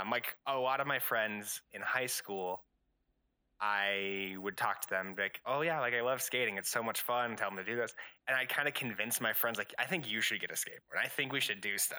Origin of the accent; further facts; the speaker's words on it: Albuquerque, New Mexico, United States; I'm originally from Albuquerque, New Mexico